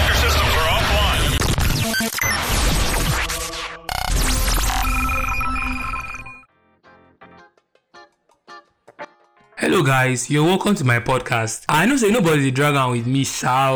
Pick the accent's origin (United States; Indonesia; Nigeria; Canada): Nigeria; accent: Nigerian; my Nigerian accent